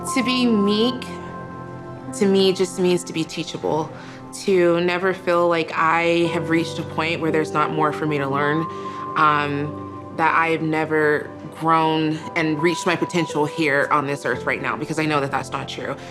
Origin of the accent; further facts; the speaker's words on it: Montevideo, Uruguay; moved away; I'm originally from Montevideo, Uruguay